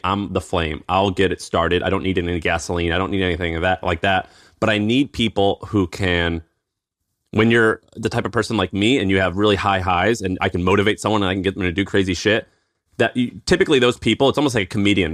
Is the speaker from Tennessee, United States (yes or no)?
yes; Tennessee, United States; accent: twang; moved away as an adult; also born or lived in San Francisco; I'm from Tennessee